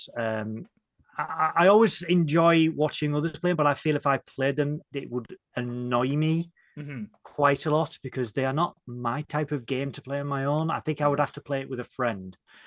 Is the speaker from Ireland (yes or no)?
no; Middlesbrough, North East England, United Kingdom; I'm from Middlesbrough